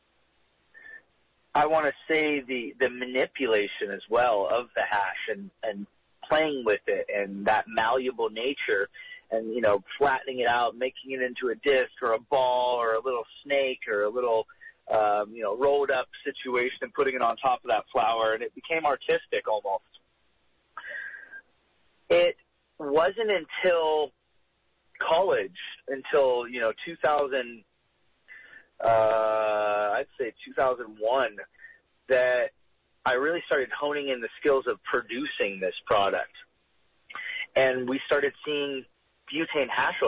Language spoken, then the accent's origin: English; Bay Area, Northern California, United States; moved away as an adult; also born or lived in Boulder, Colorado / Denver, Colorado; growing up in Northern California, the Bay Area specifically